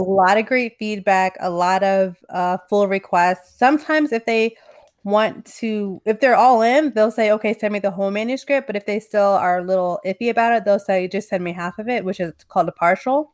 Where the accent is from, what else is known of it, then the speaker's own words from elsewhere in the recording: New Jersey, United States; now in Los Angeles, United States; I live in L A now, but I'm from New Jersey